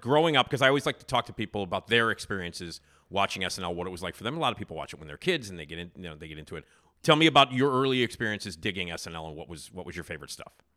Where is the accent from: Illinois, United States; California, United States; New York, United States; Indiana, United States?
Illinois, United States; Chicago; moved away; I grew up on Addison, six blocks away from Wrigley